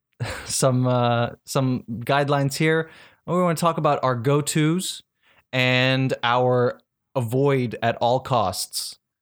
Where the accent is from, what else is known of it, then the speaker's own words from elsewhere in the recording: South Africa; I'm from South Africa